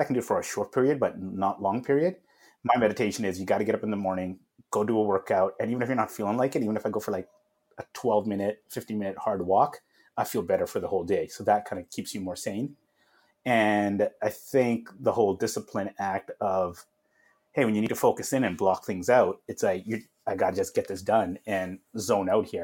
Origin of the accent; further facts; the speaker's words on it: Vancouver, British Columbia, Canada; I grew up in uh, Vancouver, British Columbia, Canada